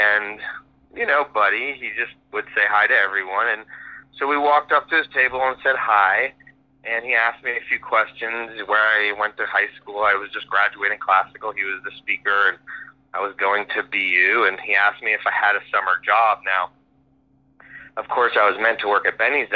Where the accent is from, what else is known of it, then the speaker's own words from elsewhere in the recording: Providence, Rhode Island, United States; moved away as an adult; also born or lived in Boston; now in Los Angeles, United States; I grew up in Providence, Rhode Island, on the east side.